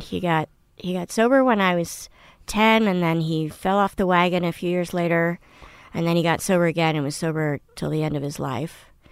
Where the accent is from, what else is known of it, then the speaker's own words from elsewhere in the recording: Washington, District of Columbia, United States; also born or lived in Paris / Moscow / Poland / Manhattan; I grew up in Washington, D C